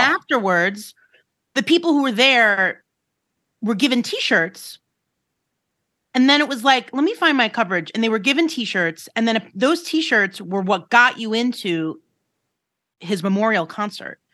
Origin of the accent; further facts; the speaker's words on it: New York City, New York, United States; I grew up in Rockaway